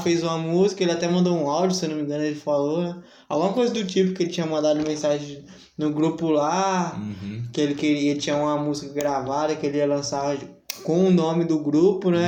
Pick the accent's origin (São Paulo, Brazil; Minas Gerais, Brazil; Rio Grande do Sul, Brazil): São Paulo, Brazil; voltar pro lugar onde eu nasci, sim, sim. fui criado